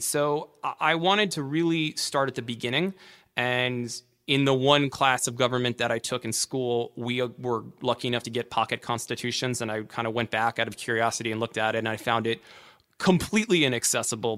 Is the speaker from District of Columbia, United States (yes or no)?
yes; Washington, District of Columbia, United States; I grew up in Washington, D C